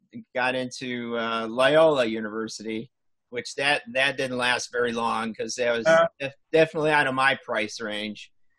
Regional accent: Chicago, Illinois, United States; you're from Chicago, where I grew up

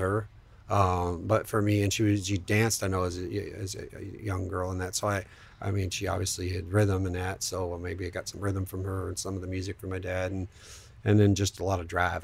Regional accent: Sault Ste. Marie, Ontario, Canada; moved away; I grew up in Sault Ste. Marie, Ontario, Canada, which is northern Ontario

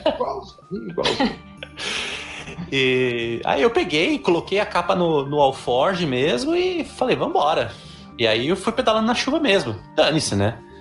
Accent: Brazil; eu vinha do Brasil

